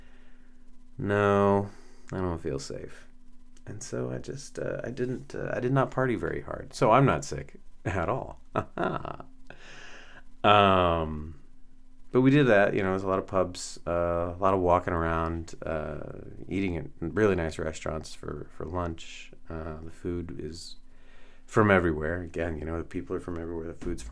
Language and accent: English; North Texas, United States; someone who grew up in North Texas